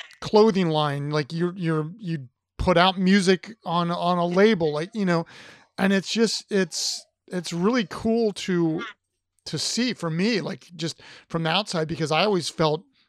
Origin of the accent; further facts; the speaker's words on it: Ohio, United States; I grew up in Ohio